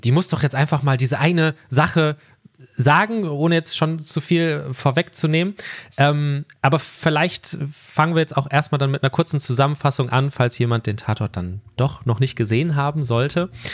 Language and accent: German; Ruhr area, North Rhine-Westphalia, Germany; Ich komme aus dem Ruhrgebiet